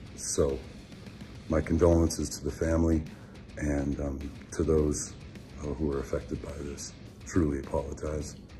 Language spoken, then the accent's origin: English; United States; We are American